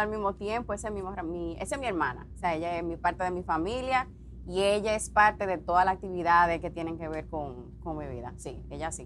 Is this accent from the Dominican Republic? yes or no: yes; Dominican Republic; now in Puerto Rico; Yo tuve que salir de la República Dominicana